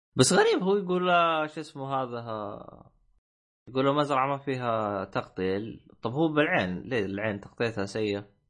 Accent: Saudi Arabia; now in United Kingdom; عندنا بالسعوديه

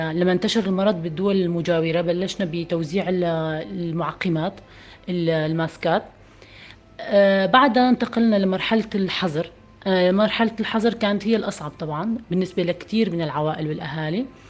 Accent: northern Syria, Syria; نحن من الشمال السوري

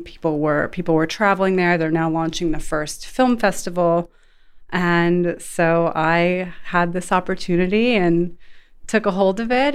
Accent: Sarasota, Florida, United States; moved away as an adult; also born or lived in Los Angeles / Las Vegas / Saudi Arabia; now in Dubai, United Arab Emirates; I was born and raised in Sarasota, Florida.

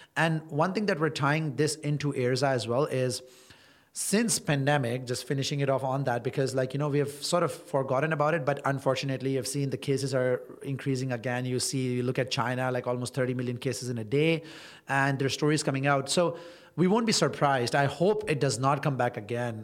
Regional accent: Toronto, Ontario, Canada; moved away as an adult; now in Dubai, United Arab Emirates; I am a Canadian and I've spent pretty much all my life in Toronto

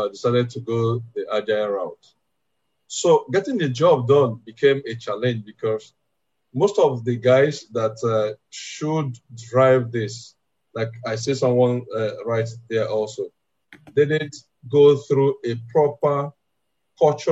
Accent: Nigeria; I'm from Africa, I'm Nigerian

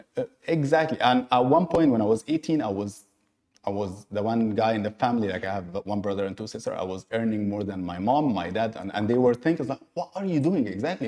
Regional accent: Egypt; now in Dubai, United Arab Emirates; born and raised in Egypt, based in Dubai.

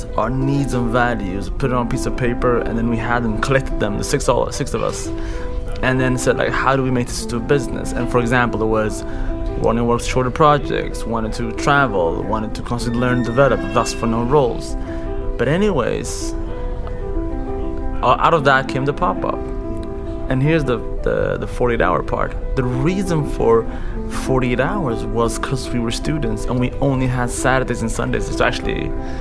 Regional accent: Sweden; moved away as an adult; also born or lived in Eritrea / Saudi Arabia / France / Germany; now in London, United Kingdom; I am originally from Eritrea. Born in Saudi Arabia, moved to France when I was 4, moved to Germany 6 months later. I lived in Germany for 2 years and then I came to Sweden eventually when I was 7. That's where I grew up.

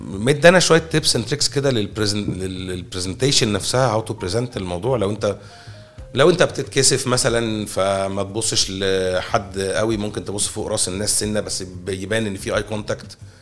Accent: Egypt; احنا مصريين

